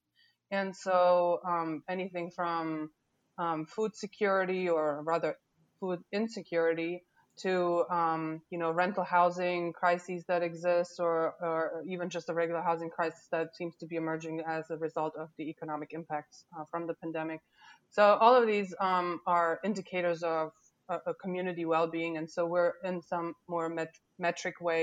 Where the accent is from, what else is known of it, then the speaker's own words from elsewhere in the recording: Germany; now in Louisiana, United States; I wasn't born here, and that's right. I was born in Germany